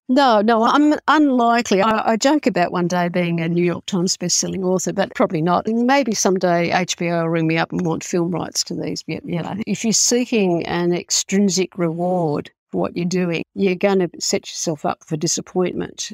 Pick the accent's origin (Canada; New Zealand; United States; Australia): Australia; I'm Australian